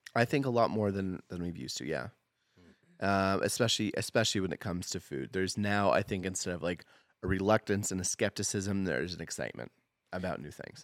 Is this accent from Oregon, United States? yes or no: yes; Portland, Oregon, United States; moved away as an adult; now in Boise, United States; I grew up, like, a stone's throw to the Portland L D S Temple.